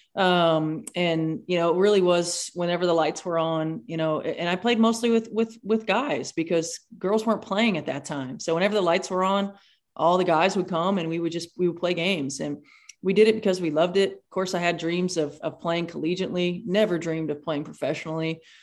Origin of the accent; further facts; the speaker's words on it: Indiana, United States; you grew up in Indiana, so of course you played basketball